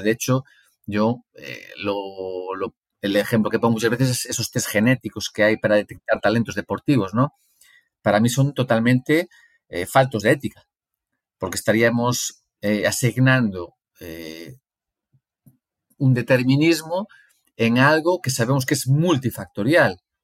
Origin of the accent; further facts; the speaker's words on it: Galicia, Spain; moved away as an adult; also born or lived in Brazil; now in León, Spain; Yo crecí en Galicia